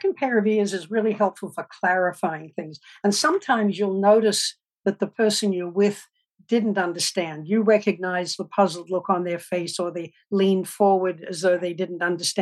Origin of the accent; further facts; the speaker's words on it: Australia; moved away as an adult; also born or lived in Melbourne, Australia; now in United States; I grew up in Australia, rural Australia, with 6,000 sheep on a farm